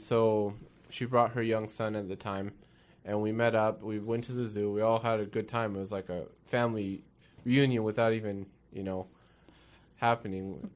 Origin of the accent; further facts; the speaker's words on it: Kirkland, Washington, United States; also born or lived in Renton, Washington; I'm a Northwest boy. Grew up in, uh, Kirkland, Washington most of my life